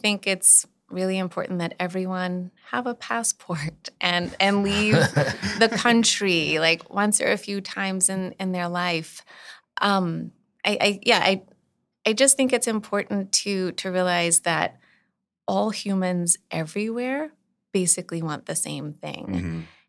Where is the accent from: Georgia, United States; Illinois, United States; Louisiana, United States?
Louisiana, United States; Eunice; also born or lived in Northeast US; I was born and raised in Eunice, but got some cultivation in the Northeast. I feel like in the Northeast is where I really got like my voice.